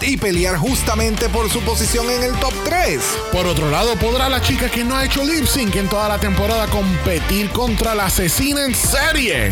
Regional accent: Puerto Rico; todas estas cosas que hemos logrado como puertorriqueños

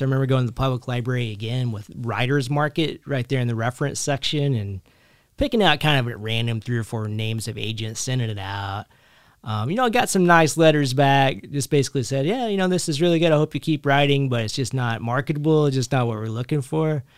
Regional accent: Kentucky, United States; born or raised there; also born or lived in Philadelphia, United States; now in New Jersey, United States

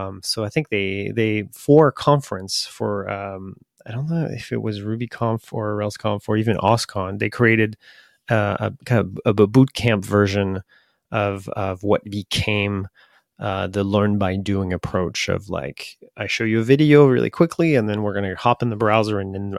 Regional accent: France; English is a second language; Yes. Okay. I'm from the France.

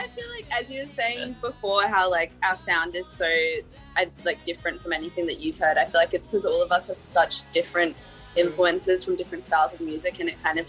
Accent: Brisbane, Queensland, Australia; because I grew up in Brisbane

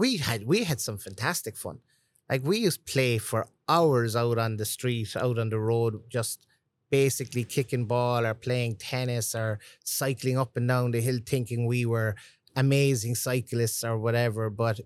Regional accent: Cork, Munster, Ireland; But I grew up in the city in a place called Turner's Cross.

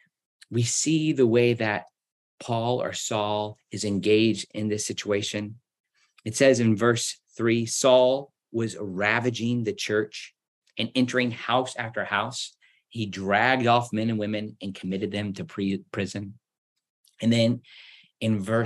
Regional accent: United States; my Christian experience in the United States growing up

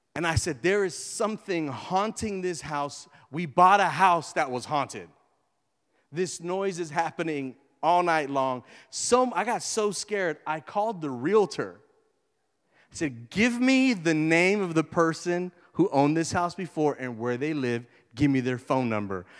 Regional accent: Houston, Texas, United States; I'm from Greens Point

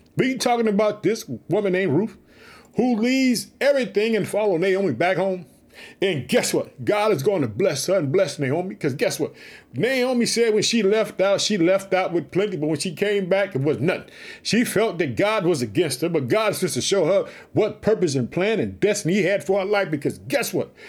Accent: Chicago, Illinois, United States; That's my home state. I live in the city of Chicago

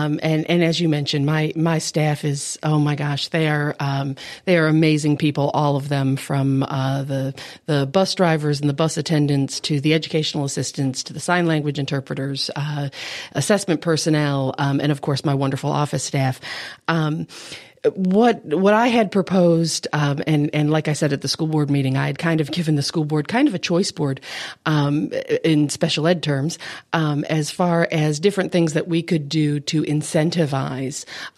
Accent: Buffalo, New York, United States; I am originally from Buffalo, New York, so you will notice that I have the homeless accent. When I go up north, I am teased unmercifully for having a southern accent

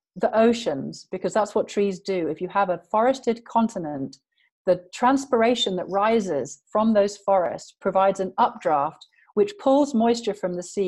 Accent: England, United Kingdom; I'm English. And England is at the latitude of Labrador.

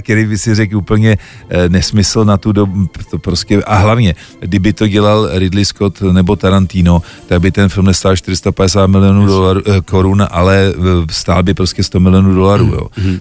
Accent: Czechia; jsem Čech

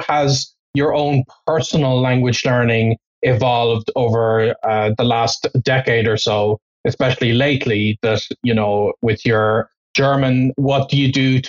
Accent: Ireland; first language English; moved away as an adult; also born or lived in Toulouse, France; my hometown in Ireland

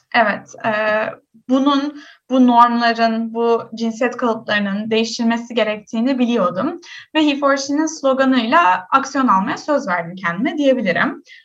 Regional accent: Istanbul, Turkey; Ben doğma büyüme İstanbulluyum

